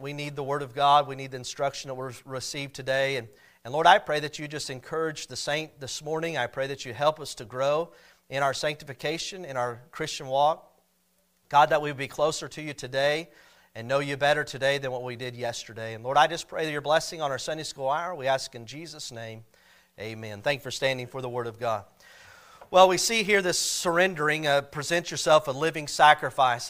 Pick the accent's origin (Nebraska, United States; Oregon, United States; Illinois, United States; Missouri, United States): Missouri, United States; Cassville; I grew up in Castle, Missouri